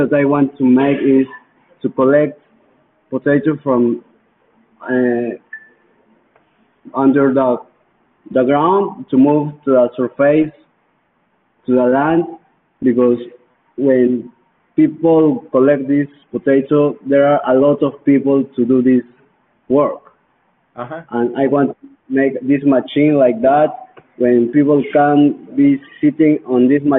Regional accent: Huancayo, Junín, Peru; English is a second language; also born or lived in Lima; I'm from Huancayo. 8 hours from here. I'm here in Lima.

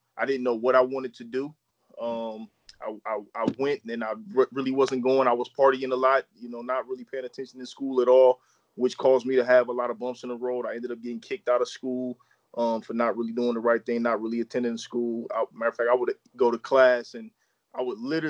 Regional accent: Akron, Ohio, United States; also born or lived in Copley, Ohio; Born and raised in Akron, Ohio, hometown of LeBron James. Akron is what I know, man. Been here literally my whole life, born and raised here

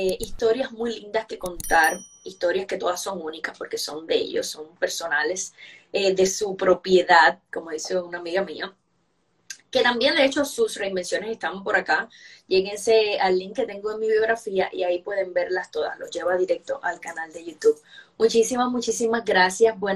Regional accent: Santiago de Cuba, Cuba; Bueno, yo soy santiaguera

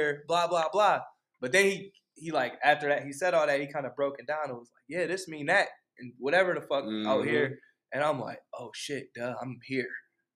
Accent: St. Paul, Minnesota, United States; I'm from St. Paul

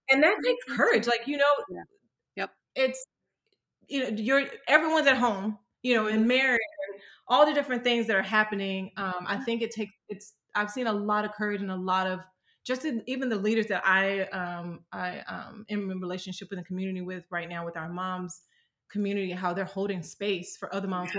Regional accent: Starkville, Mississippi, United States; moved away as an adult; now in California, United States; I um, was born and raised in Mississippi, so I live in California right now

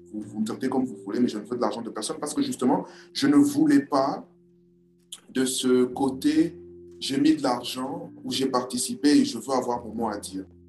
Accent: Kinshasa, DR Congo; now in Brazzaville, Republic of the Congo; je, vis à Brazzaville, je suis de Kinshasa

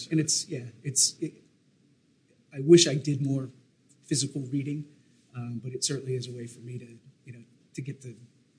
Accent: New Hampshire, United States; growing up in New Hampshire, it was a meat and potatoes, you know, kind of lifestyle

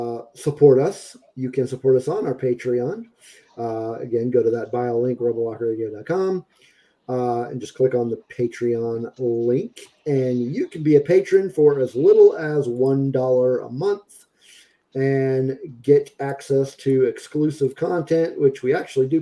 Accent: Aurora, Colorado, United States; born there; Okay. I was born in Aurora.

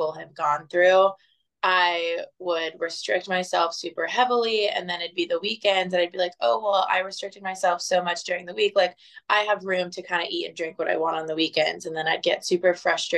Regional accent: Fort Myers, Florida, United States; moved away as an adult; now in Dallas, United States; I'm originally from Southwest Florida. Grew up in Fort Myers for the first 23 years of my life

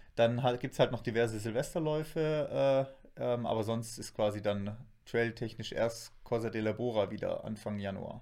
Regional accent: Black Forest, Baden-Württemberg, Germany; bei uns im Schwarzwald

